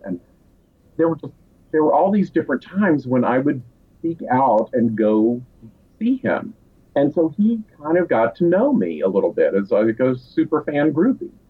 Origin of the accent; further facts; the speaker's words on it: Asheville, North Carolina, United States; I grew up in Asheville, North Carolina